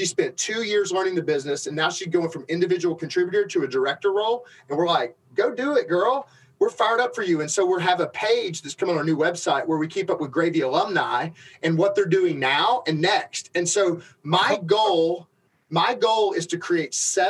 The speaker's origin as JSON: {"language": "English", "region": "Alabama", "country": "United States", "said": "I'm from Alabama."}